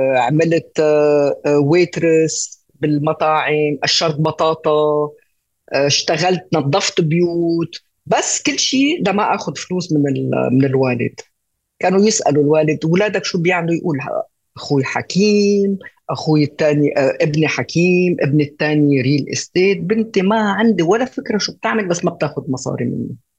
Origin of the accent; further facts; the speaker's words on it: Beirut, Beirut Governorate, Lebanon; فنشأت ببيروت ولبنانية